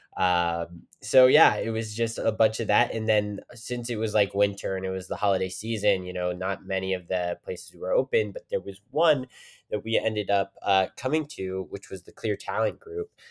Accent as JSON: {"language": "English", "town": "Weirton", "region": "West Virginia", "country": "United States", "tie": "born or raised there", "also_born_or_lived": "Pittsburgh, Pennsylvania", "said": "I, I'm from Weirton, West Virginia"}